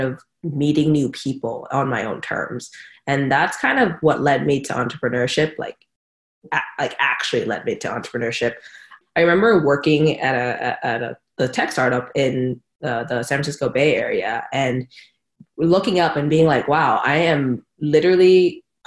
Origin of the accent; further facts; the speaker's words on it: Bangkok, Thailand; I grew up in Bangkok, you know, hustle and bustle of Bangkok. Went to an international school there